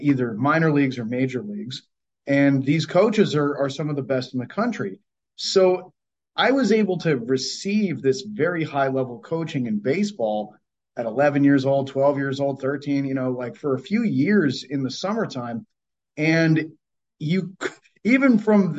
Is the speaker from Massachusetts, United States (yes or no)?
yes; Cape Cod, Massachusetts, United States; where I grew up, I'm from Cape Cod, Massachusetts